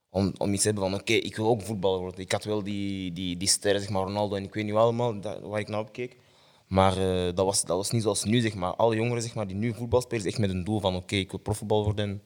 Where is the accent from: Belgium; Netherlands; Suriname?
Belgium; Mechelen, Flanders; also born or lived in Genk; ik ben oorspronkelijk van Mechelen. Mechelen. Geboren en in Mechelen.